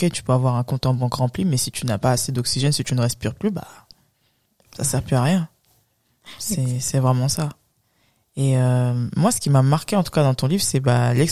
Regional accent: France; Je n'ai jamais eu de problème avec ma légitimité à être française. Je suis né en France, j'y ai fait mes études. Nous sommes enrichis d'une double culture et il est important de l'embrasser. Prenons mon pays d'origine, le Sénégal.

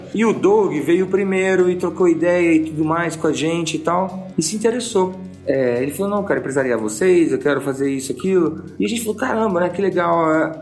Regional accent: São José do Rio Preto, São Paulo, Brazil; moved away as an adult; also born or lived in Cesário Lange / Italy / London; foi quando logo eu saí de São José do Preto e foi, né, meus pais mudaram para perto de Sorocaba ali, no interior de uma cidade chamada Cesário Lange

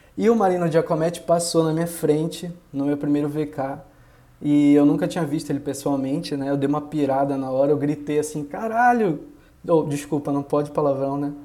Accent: Belém, Pará, Brazil; moved away as an adult; now in Rio de Janeiro, Brazil; eu sou de Belém, que não é um lugar que, que tem montanha, né? Belém é no meio da Amazônia lá

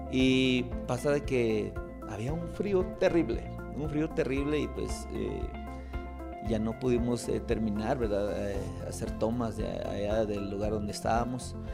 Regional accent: Totonicapán, Guatemala; Yo soy de Totonicapán

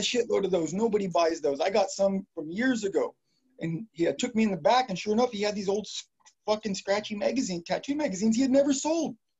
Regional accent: Modesto, California, United States; I grew up a little bit on East Modesto, and in the Highway Village.

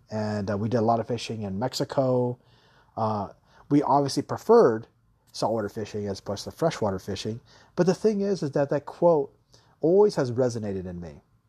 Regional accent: Taiwan; also born or lived in Guam / Hawaii; growing up in Taiwan and growing up in Guam and Hawaii, we always live by the beach.

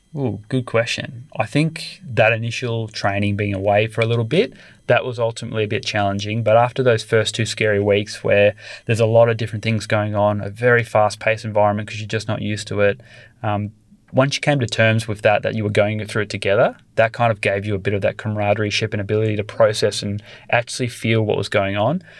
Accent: Australia; born or raised there

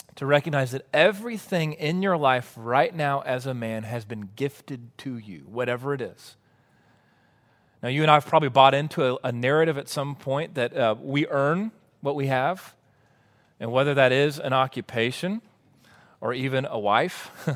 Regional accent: Waco, Texas, United States; also born or lived in College Station, Texas; I grew up in Waco and then went to A and M

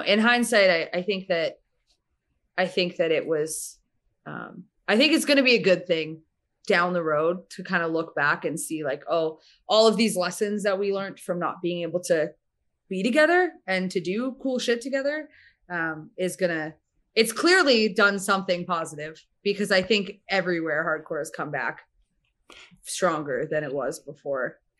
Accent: Winnipeg, Manitoba, Canada; moved away as an adult; also born or lived in Calgary; now in Alberta, Canada; we're both from Winnipeg, Manitoba.

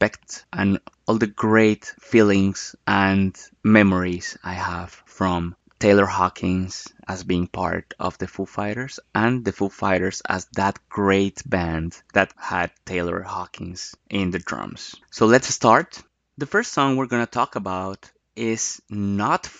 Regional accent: Bogotá, Colombia; Bogotá, Colombia, my hometown. That's the city where I was born

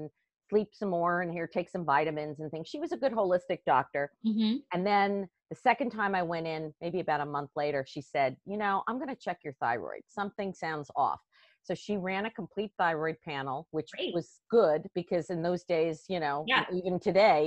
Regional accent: Westchester County, New York, United States; moved away as an adult; also born or lived in Washington, D.C.; I actually grew up in Westchester County, right outside of New York City

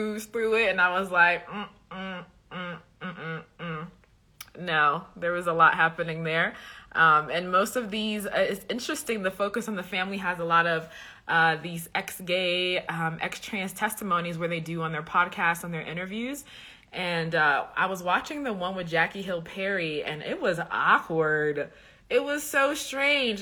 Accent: Liberia; I'm from West Africa, Liberia

